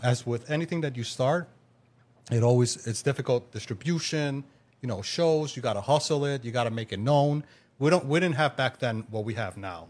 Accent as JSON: {"language": "English", "town": "New York City", "region": "New York", "country": "United States", "said": "I'm from Queens, New York"}